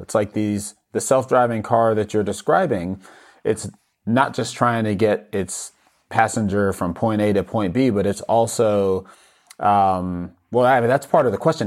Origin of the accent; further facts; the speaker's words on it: New York, United States; moved away; I'm originally from New York